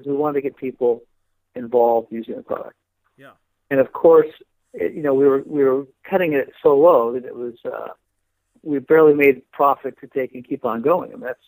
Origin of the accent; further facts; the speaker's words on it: Bay Area, Northern California, United States; I grew up in the Bay Area in Northern California